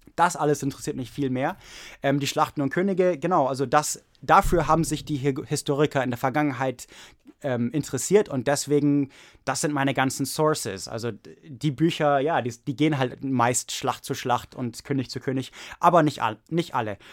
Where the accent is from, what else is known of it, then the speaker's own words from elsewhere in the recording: Oregon, United States; German is a second language; moved away as an adult; also born or lived in Prague, Czech Republic; now in Santa Clara, United States; ich komme aus Oregon, USA